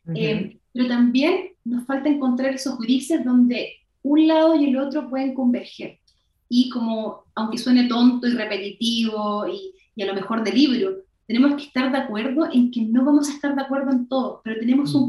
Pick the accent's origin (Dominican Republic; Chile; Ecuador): Chile; Somos chaqueteros los chilenos